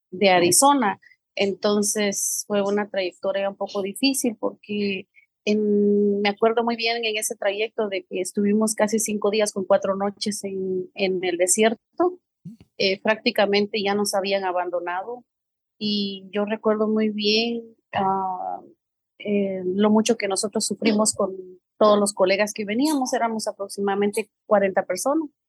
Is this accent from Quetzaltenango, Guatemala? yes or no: no; San Francisco El Alto, Totonicapán, Guatemala; moved away as an adult; now in New York, United States; pues yo vengo de San Francisco el Alto, del departamento de Totonicapán. Yo nací allá, yo vine a Estados Unidos hace aproximadamente 14 años como muchas personas, con sueños, con metas, anhelos.